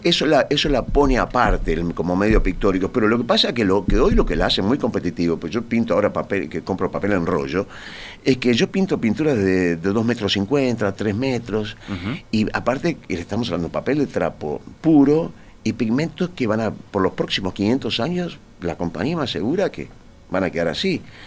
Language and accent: Spanish; Montevideo, Uruguay; mi casa es donde yo nací, donde yo pasé mi infancia